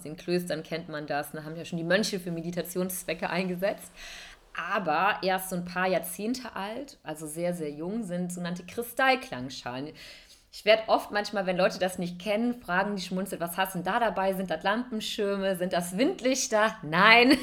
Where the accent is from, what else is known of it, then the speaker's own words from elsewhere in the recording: Cologne, North Rhine-Westphalia, Germany; moved away as an adult; also born or lived in Hamburg / India; ich arbeite als Yoga-Lehrerin hier in wunderschönen Köln, meiner Heimatstadt